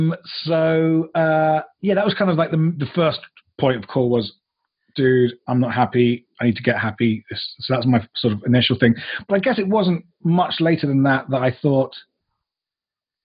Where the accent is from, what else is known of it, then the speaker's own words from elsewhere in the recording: United Kingdom; moved away; also born or lived in United States; I'm originally a Brit. I have lived in the US and the UK